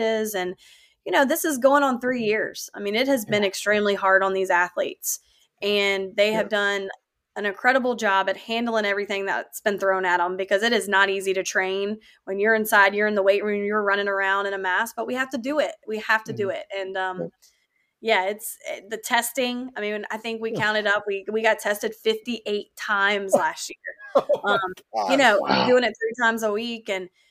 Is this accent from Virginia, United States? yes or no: yes; Northern Neck, Virginia, United States; moved away; it's Northern Neck. It's my hometown.